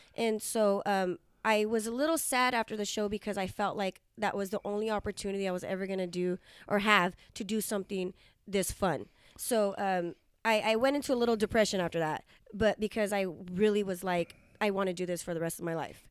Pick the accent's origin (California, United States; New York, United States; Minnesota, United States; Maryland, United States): California, United States; Hanford; your hometown in Hanford, California